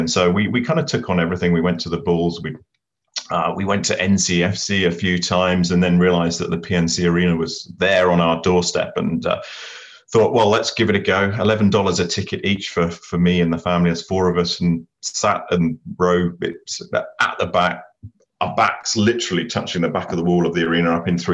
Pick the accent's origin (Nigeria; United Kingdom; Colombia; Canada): United Kingdom; now in Cary, United States; we've got a suitably very grey and British day. So it's making me feel at home